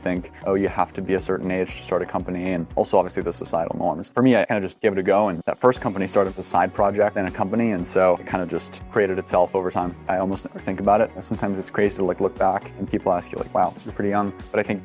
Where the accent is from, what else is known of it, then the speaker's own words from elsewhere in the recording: Germany; I grew up in Germany